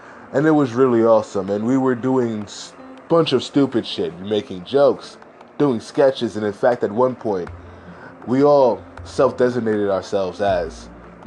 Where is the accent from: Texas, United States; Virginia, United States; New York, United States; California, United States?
New York, United States; I am from New York in America